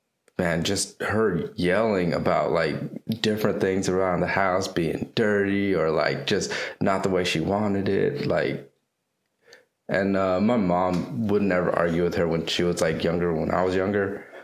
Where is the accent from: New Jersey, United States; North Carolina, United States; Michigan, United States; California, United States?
North Carolina, United States; I was born in North Carolina, but my parents are from Vietnam. They were first, they immigrated here right after the Vietnam War.